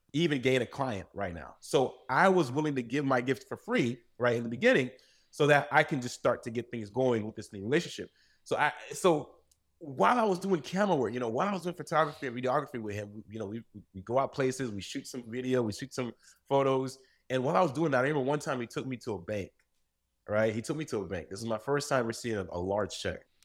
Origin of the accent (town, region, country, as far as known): United States; born or raised there; also born or lived in Saint-Marc, Haiti